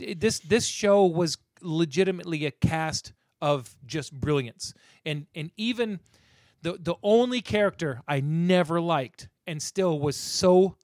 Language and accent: English; the South, United States; I grew up in the South.